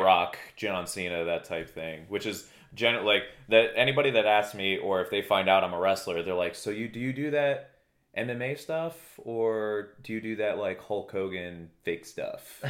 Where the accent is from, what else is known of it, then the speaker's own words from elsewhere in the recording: Danielsville, Pennsylvania, United States; also born or lived in Walnutport, Pennsylvania / Bethlehem, Pennsylvania / Allentown, Pennsylvania / Emmaus, Pennsylvania; now in Poconos, United States; My hometown would be considered, uh, Lehigh Township, Pennsylvania. Um, specifically Danielsville, Walnut Port area